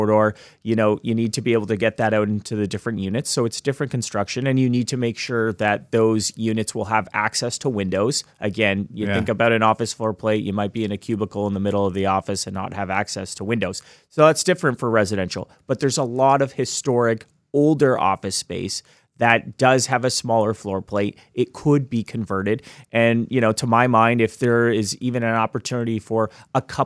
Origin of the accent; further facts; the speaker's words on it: Hamilton, Ontario, Canada; now in Toronto, Canada; I grew up in Hamilton